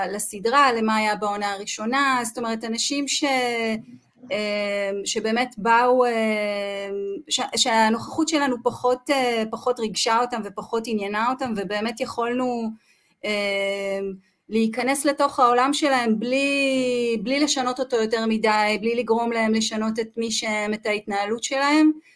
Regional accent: Kinneret, Northern District, Israel; גדלתי בצפון, גדלתי בכנרת

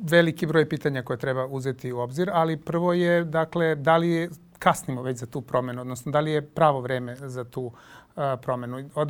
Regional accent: Serbia

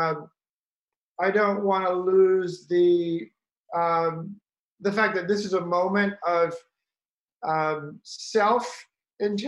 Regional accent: the South, United States; I'm actually from the South and from family of hunters, we would shoot meat, deer, rabbits, and then eat it. So I grew up with a gun rack in the middle of my den

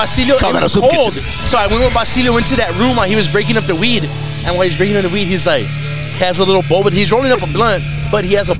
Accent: Ohio, United States; I'm from Blumpkin, Ohio.

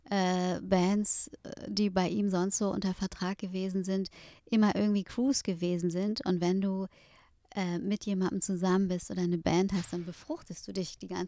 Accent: Berlin, Germany; Ich glaube auch als Berliner.

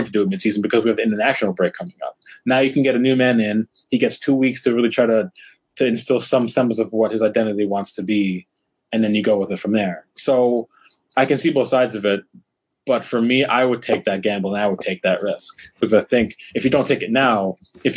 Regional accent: United States; I'm American

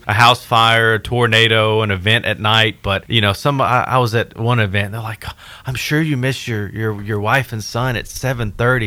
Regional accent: West Tennessee, United States; now in Mount Juliet, United States; I'm from West Tennessee

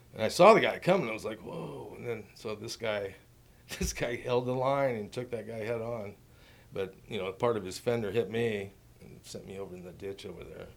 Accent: Ashland, Oregon, United States; also born or lived in Lynwood, California; From Ashland, yeah, I grew up there, went through the school system

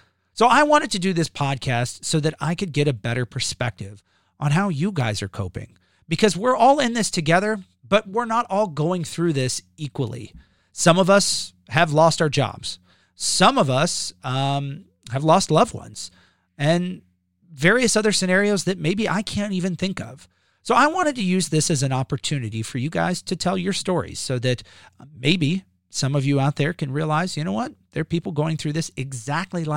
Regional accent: New Albany, Indiana, United States; I hail from New Albany.

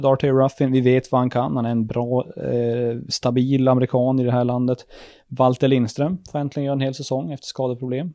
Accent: Luleå, Norrbotten County, Sweden; Vi är ju från Luleå

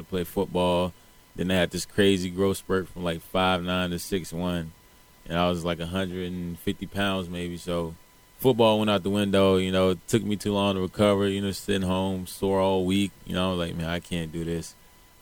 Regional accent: Kelford, North Carolina, United States; I grew up in Carolina

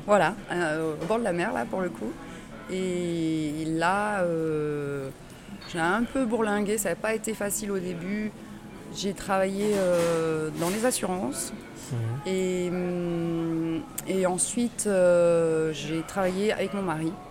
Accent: Bordeaux, Nouvelle-Aquitaine, France; also born or lived in Tarbes; je ne suis pas née à Bordeaux, je suis née à Tarbes, mais dans les, dans les Hautes-Pyrénées, mais je, je, suis arrivée à Bordeaux toute petite bébé même. Et à 6-8 ans, je me revois, j'habitais à Bordeaux-Codéran

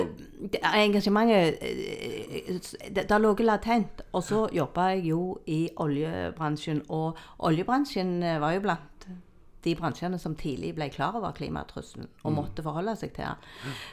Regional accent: Jæren, Rogaland, Norway; jeg er oppvokst på Jæren, på gård.

